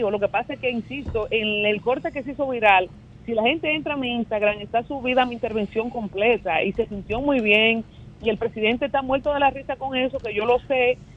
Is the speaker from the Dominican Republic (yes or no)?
yes; Dominican Republic; nuestra parte como dominicanos